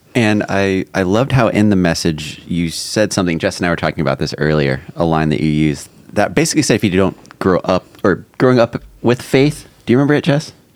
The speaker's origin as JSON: {"language": "English", "region": "California", "country": "United States", "tie": "born or raised there", "said": "growing up in California"}